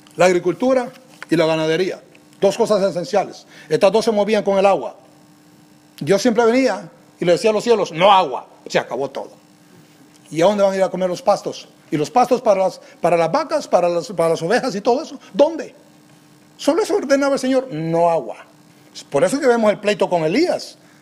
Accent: Guatemala; como nosotros decimos en Guate, la tenemos hecha

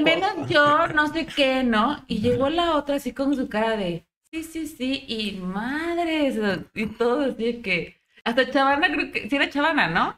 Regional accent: Monterrey, Nuevo León, Mexico; somos de Monterrey

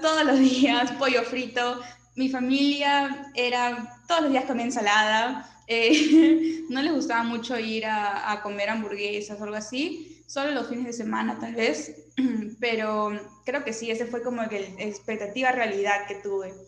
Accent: Ica, Peru; also born or lived in Michigan, United States; yo que vengo de Ica, literal un desierto

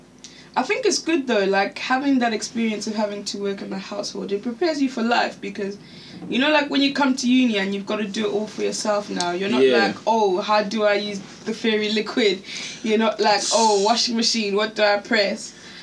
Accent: Zimbabwe; moved away; we grew up in Zimbabwe

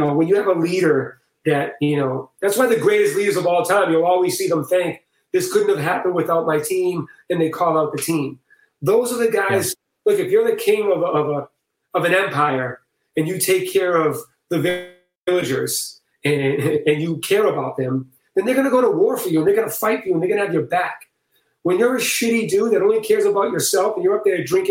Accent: Boston, Massachusetts, United States; I'm from Boston, man, so I'm very matter of fact and to the point

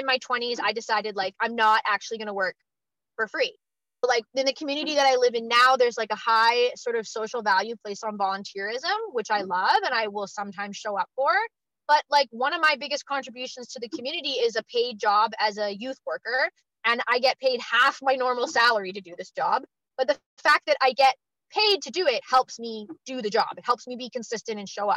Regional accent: Canada; I'm also Canadian

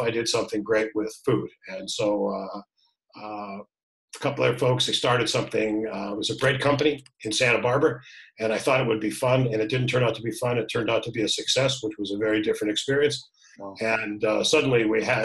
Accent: Toronto, Ontario, Canada; moved away as an adult; I was born in Toronto

